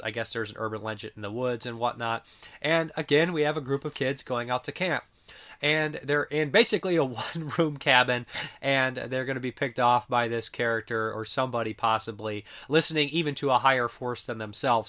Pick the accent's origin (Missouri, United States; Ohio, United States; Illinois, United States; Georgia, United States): Ohio, United States; I'm from Ohio